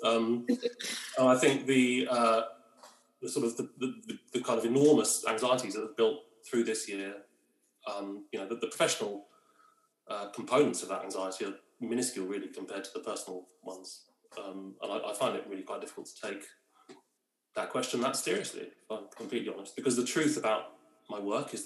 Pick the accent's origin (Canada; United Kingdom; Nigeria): United Kingdom; London; moved away; I am a Londoner through and through